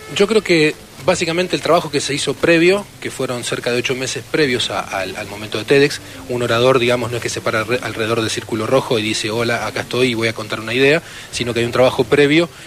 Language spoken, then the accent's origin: Spanish; Argentina; siendo argentinos